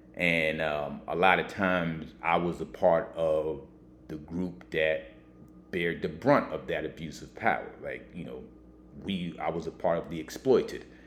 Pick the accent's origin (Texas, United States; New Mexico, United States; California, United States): Texas, United States; now in New York, United States; I grew up in Texas as a kid